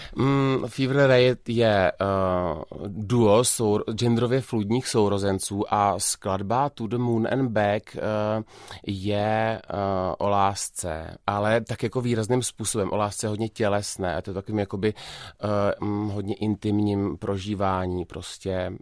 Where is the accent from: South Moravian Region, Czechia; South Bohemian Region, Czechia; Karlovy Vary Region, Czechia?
Karlovy Vary Region, Czechia; Karlovy Vary; já jsem z Karlových varů